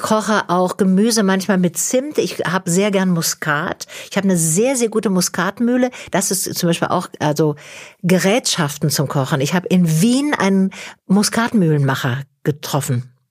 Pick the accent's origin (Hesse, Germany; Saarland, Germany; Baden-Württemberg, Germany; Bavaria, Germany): Baden-Württemberg, Germany; Tübingen; also born or lived in Walsrode / Fallingbostel; Da kriegte mein Vater eben eine Stelle in Tübingen und dann mhm. sind wir umgezogen.